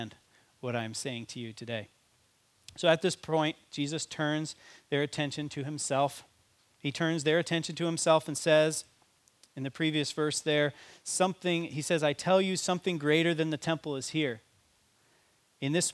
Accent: United States; as an American

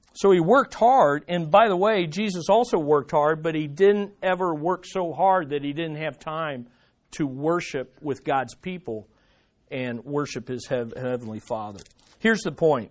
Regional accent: United States; we as American Christians

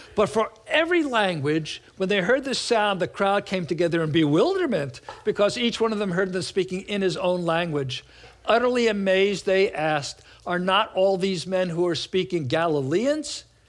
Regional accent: New York City, New York, United States; moved away; I'm from New York, Brooklyn, New York. And uh, when I go back there or meet other people from New York, I start talking like this

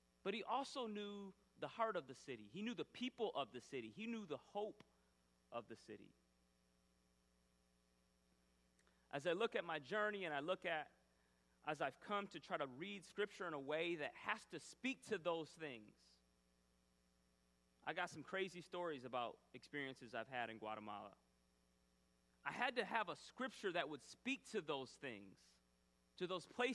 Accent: Grand Rapids, Michigan, United States; born or raised there

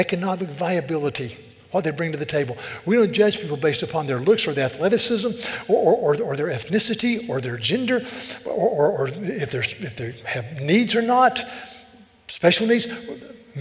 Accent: the South, United States; now in Charleston, United States; I'm from the South

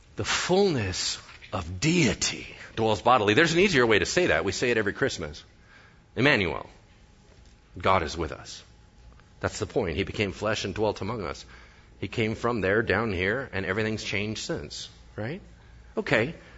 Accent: United States; I'm American, so I mispronounce everything.

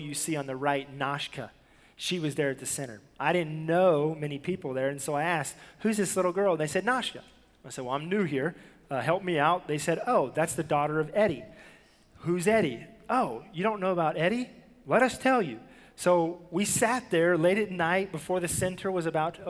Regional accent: the South, United States; I was from the South

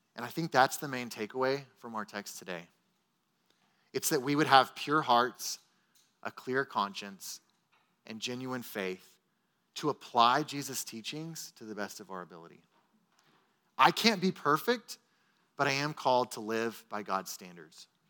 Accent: Texas, United States; as Texan American Christians

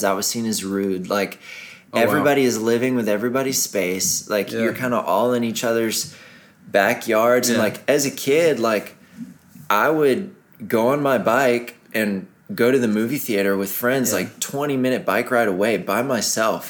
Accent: Greenville, South Carolina, United States; also born or lived in Netherlands; I grew up in Greenville, South Carolina. All my family was there

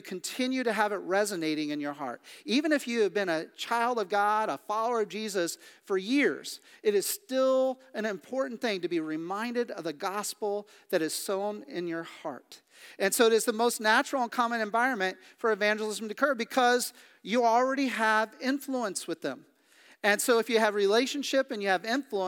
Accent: Midwest, United States; also born or lived in Kansas City / Kansas / Missouri; now in Pennsylvania, United States; I grew up in the Midwest. I did not expect to live the majority of my life in Pennsylvania.

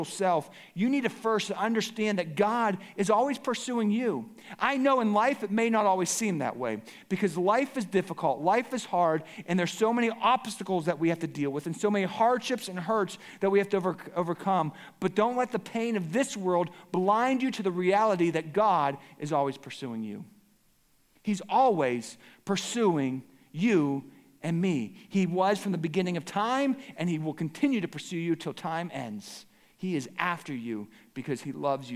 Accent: Pittsburgh, Pennsylvania, United States; moved away as an adult; also born or lived in Cincinnati, Ohio; I grew up in Pittsburgh

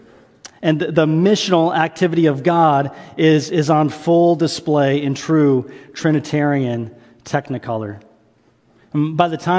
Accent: the South, United States; I was raised in the South

